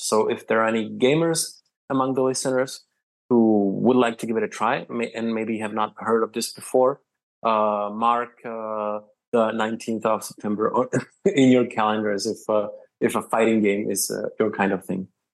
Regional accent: Prague, Czechia; I come from Prague, which is the capital of the Czech Republic.

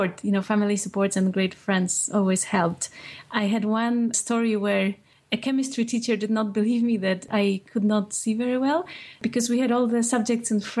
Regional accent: Poland; moved away as an adult; now in United States; when I was growing up in Poland

